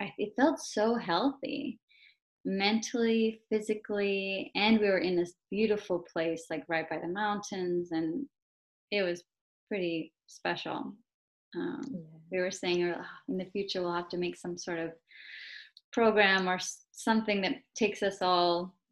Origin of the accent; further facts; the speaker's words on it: Los Angeles area, Southern California, United States; moved away as an adult; also born or lived in New York / Spain; now in Boston, United States; So I'm originally from Southern California, like the Los Angeles area. And I finished all my school there.